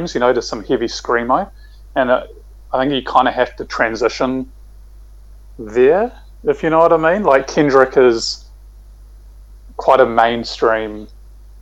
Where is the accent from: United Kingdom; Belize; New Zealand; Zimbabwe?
New Zealand; Hamilton, Waikato; growing up in Hamilton